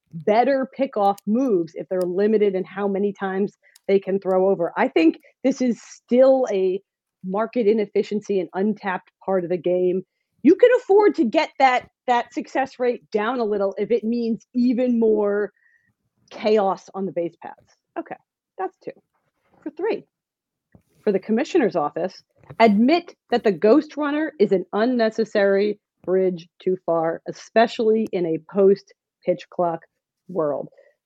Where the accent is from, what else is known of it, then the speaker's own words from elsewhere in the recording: New Jersey, United States; I'm also from New Jersey.